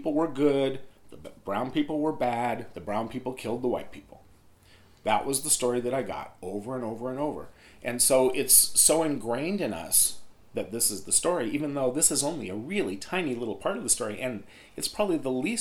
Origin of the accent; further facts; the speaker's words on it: Oregon, United States; also born or lived in California; I grew up in Oregon, also in California, and so my local history was Oregonian mainly.